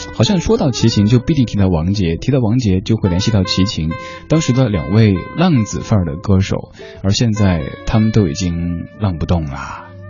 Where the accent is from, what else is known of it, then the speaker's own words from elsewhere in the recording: Chengdu, Sichuan, China; accent: Chengdu dialect; 我记得在我小学的时候，我爸让我念，当时肯定是用成都话来念哈